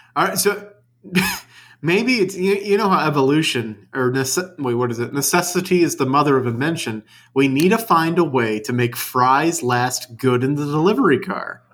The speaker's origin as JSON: {"language": "English", "town": "New Orleans", "region": "Louisiana", "country": "United States", "tie": "born or raised there", "moved": "yes", "said": "I grew up in the Big Easy."}